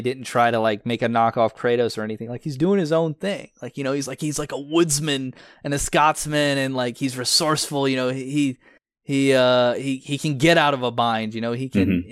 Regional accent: United States

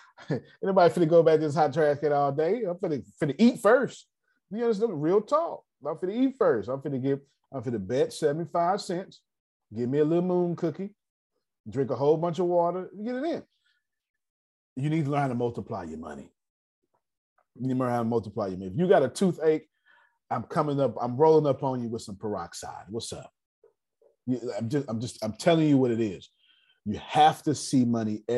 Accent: the South, United States; I'm from the South

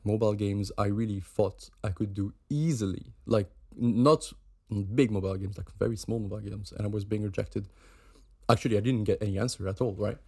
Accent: Switzerland; moved away as an adult; now in United Kingdom; I'm from Switzerland

